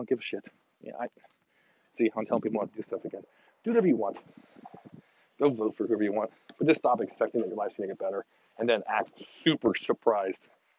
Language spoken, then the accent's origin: English; Texas, United States; I was born and raised in Texas, and I'll die in Texas.